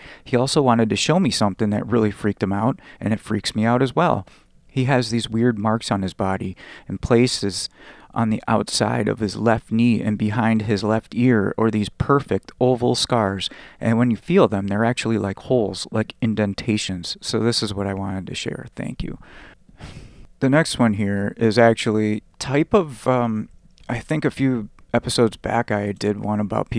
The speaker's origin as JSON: {"language": "English", "town": "San Diego", "region": "California", "country": "United States", "tie": "born or raised there"}